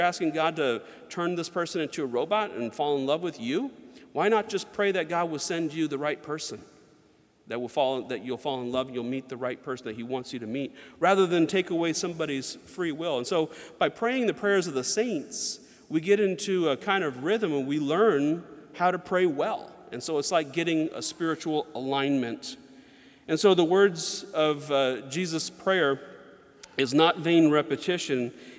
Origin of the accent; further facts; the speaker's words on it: Georgia, United States; also born or lived in North Carolina; And when I was growing up, I grew up a lot in the South, like Georgia and North Carolina, and a lot of my friends were Southern Baptist.